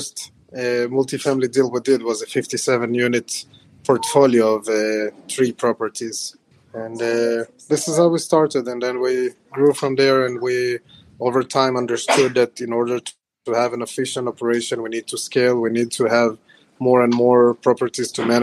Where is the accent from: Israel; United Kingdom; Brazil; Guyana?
Israel; moved away as an adult; also born or lived in Ukraine; now in United States; I was born in Ukraine, and I moved to Israel when I was 6 years old in 1995. And I then relocated to the States at the beginning of 2018